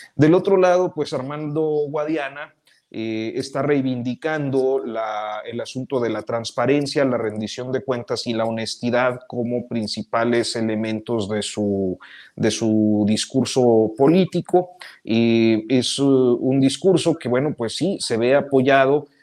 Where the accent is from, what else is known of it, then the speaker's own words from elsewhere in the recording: Mexico; pienso como mexicano y los mexicanos siempre tendemos a, simpatizar con la víctima